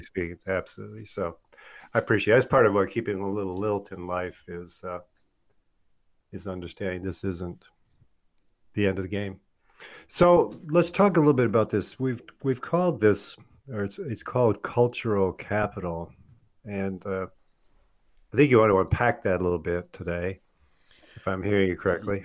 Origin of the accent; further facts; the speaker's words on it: Michigan, United States; when I was a kid growing up in Michigan